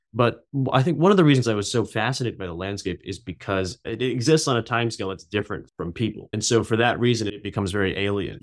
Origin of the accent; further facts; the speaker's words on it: New York City, New York, United States; moved away as an adult; also born or lived in Beijing, China; now in California, United States; I grew up in New York City, and I came out to California for undergrad